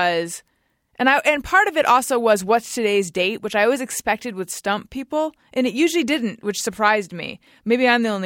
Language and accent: English; Orange County, California, United States; Gary and I grew up in Orange County